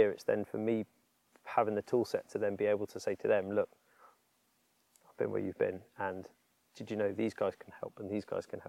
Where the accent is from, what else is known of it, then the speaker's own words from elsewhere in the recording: East Sussex, South East England, United Kingdom; I grew up in East Sussex